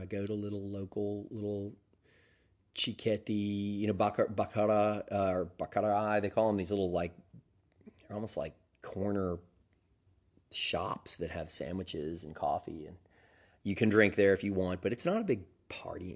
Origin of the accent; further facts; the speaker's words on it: Deep South, United States; accent: Southern; moved away; I grew up in the deep South